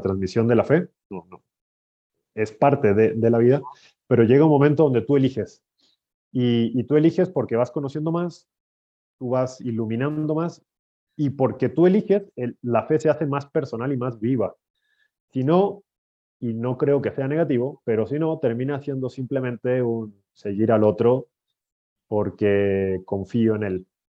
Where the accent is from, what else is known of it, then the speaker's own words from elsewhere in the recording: Chile; moved away as an adult; also born or lived in Brazil / Italy / Spain; now in Mexico; soy de Chile.